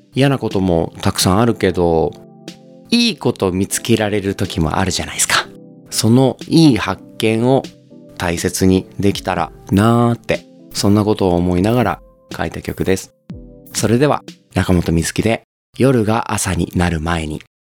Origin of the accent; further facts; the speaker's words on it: Okayama, Japan; 僕は岡山 出身で今も岡山在住のシンガーソングライターです